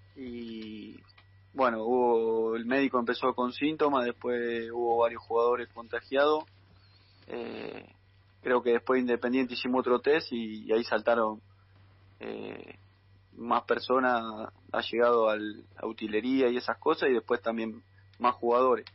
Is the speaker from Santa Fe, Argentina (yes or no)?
yes; Carcarañá, Santa Fe, Argentina; now in Junín, Argentina; yo soy de Carcarañá